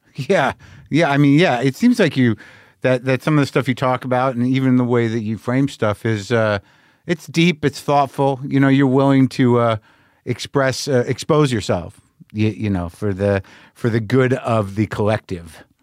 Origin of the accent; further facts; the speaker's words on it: United States; being an American